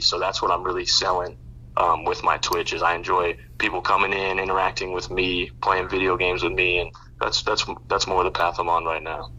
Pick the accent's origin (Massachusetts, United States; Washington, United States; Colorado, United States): Colorado, United States; Boulder; also born or lived in Nebraska; now in Denver, United States; I grew up in Boulder, so it was way it was a way different time in Boulder when I was growing up.